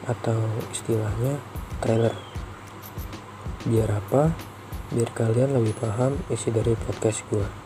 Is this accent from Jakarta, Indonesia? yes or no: yes; Jakarta, Indonesia; Asal gua dari Jakarta.